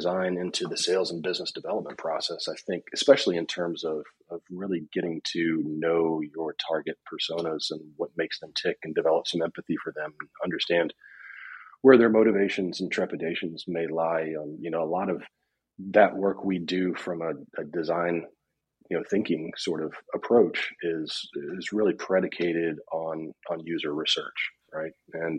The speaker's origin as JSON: {"language": "English", "region": "Upper East Tennessee", "country": "United States", "tie": "born or raised there", "said": "And also did grow up on a cattle farm and raised cattle in my younger years. Yeah, I was born and raised in Upper East Tennessee."}